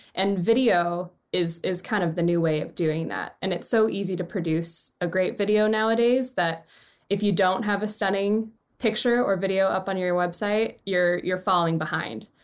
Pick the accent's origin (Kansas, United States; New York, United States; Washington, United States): Washington, United States; Seattle; moved away as an adult; also born or lived in Los Angeles; I grew up in Seattle. I went to Roosevelt High School